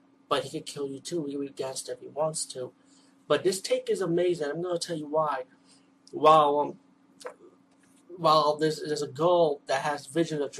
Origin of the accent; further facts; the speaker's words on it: New York City, New York, United States; I'm from the East Coast, from the Bronx of New York